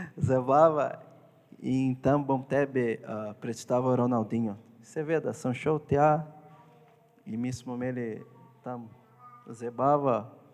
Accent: Porto Alegre, Rio Grande do Sul, Brazil; Slovenian is a second language; moved away as an adult; now in Slovenia; Jaz prihajam iz Brazilije, e, bolj na jugu, mesto je Porto Alegre

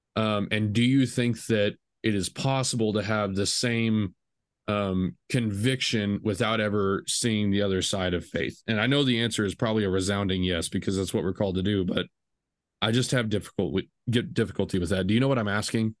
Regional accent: small Texas town, United States; I grew up, the way I kinda came to Christ was, i, it was different but typical. Um, you know, you did the youth group things, you know, it's a small Texas town.

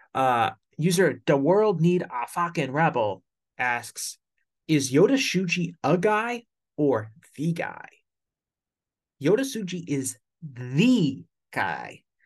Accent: United States; I'm an American

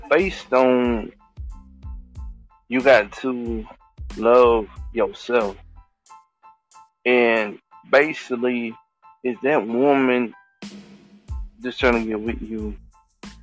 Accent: Thailand; I'm from Thailand.

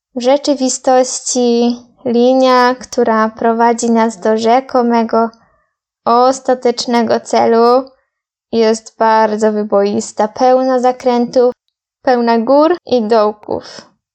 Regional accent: Poland; Ja z Polski

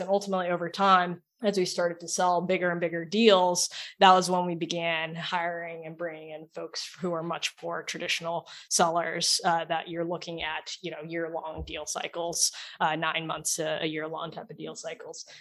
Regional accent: Oklahoma, United States; moved away; also born or lived in Silicon Valley / Sydney; I'm from Oklahoma, not really the most, you know, tech forward state that you think of initially

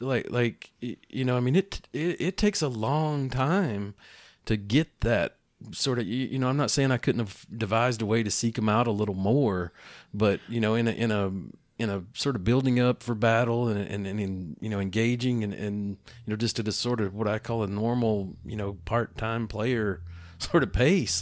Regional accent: East Tennessee, United States; growing up in East Tennessee

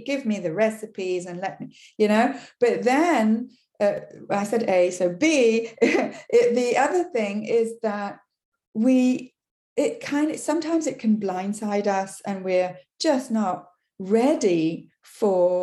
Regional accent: England, United Kingdom; first language English; now in Quebec, Canada; English is my language. You can hear I come from England originally

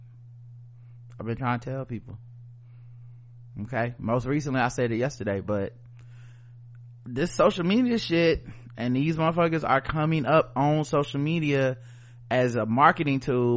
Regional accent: United States; I'm an American

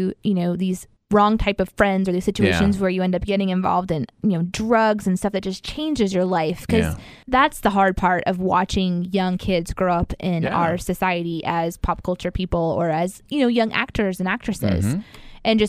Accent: Midwest, United States; the church society that we grew up in here in the Midwest

